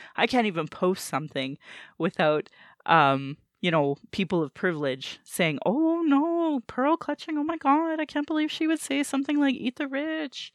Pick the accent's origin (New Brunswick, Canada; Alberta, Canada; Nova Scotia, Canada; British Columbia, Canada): Alberta, Canada; Sylvan Lake; also born or lived in Calgary / Fort McMurray; Then in grade three, we moved to Sylvan Lake